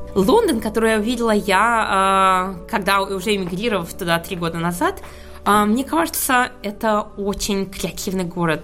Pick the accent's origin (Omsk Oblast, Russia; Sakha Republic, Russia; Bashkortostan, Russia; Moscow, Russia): Bashkortostan, Russia; Ufa; moved away as an adult; also born or lived in Stuttgart, Germany / Munich, Germany / Hamburg, Germany; now in London, United Kingdom; я родилась э, в Уфе, где я проучилась, а, выучилась на химика